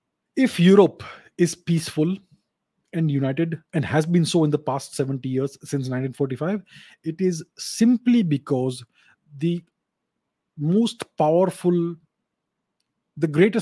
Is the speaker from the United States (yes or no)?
no; India